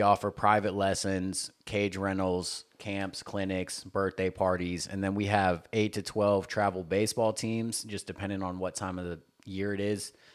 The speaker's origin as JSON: {"language": "English", "region": "Tennessee", "country": "United States", "tie": "born or raised there", "also_born_or_lived": "Panama City Beach, Florida", "moved": "as an adult", "lives_now": "California, United States", "said": "I grew up landlocked in the South, like Tennessee"}